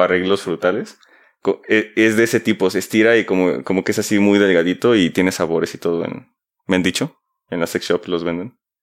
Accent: Mexico; como mexicanos

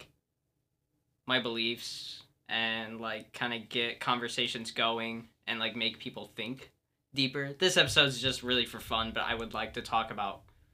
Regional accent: Winamac, Indiana, United States; I'm from a small town in Indiana known as Winnemac

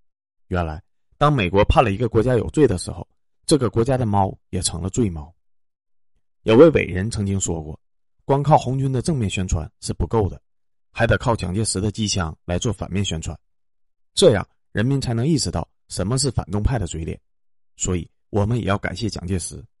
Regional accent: China; 正因为俄罗斯在我们面前踩了雷，所以作为中国人的我们才幡然醒悟

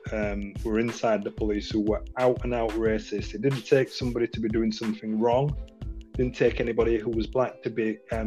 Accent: United Kingdom; we are British citizens, and this is our home. There is no alternative place for us to exist. Born here, raised here

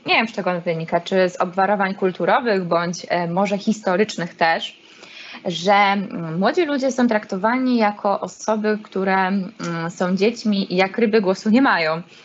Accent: Olsztyn, Warmian-Masurian Voivodeship, Poland; jestem olsztynianką i z tym się utożsamiam

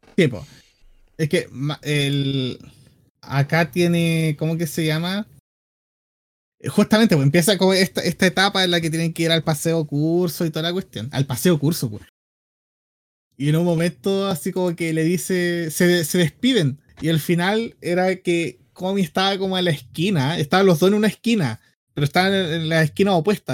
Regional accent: Biobío, Chile; de aquí, de, en aquí mismo, la octava región

